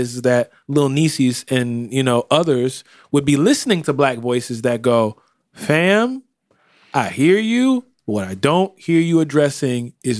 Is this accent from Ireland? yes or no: yes; Ireland; I mean, listen, I'm from Ireland, but if I was in America, I mean...